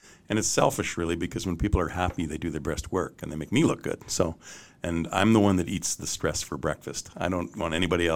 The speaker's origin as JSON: {"language": "English", "country": "Canada", "said": "And I'm Canadian"}